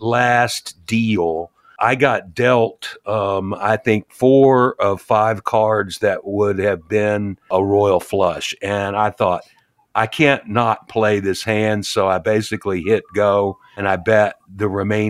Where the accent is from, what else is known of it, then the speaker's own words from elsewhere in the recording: Louisville, Kentucky, United States; now in Nashville, United States; I'm from Louisville, and we spent a lot of time at Churchill Downs